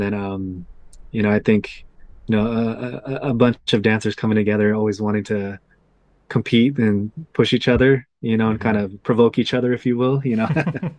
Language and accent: English; Tacoma, Washington, United States; Yeah, I mean, Spanaway area, being in that area, there's not really much to do.